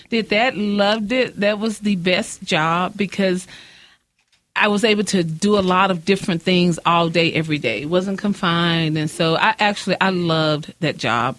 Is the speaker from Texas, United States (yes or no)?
yes; Midland, Texas, United States; also born or lived in Odessa, Texas; I was born in Odessa, uh-huh. moved here in the ninth grade, went to Austin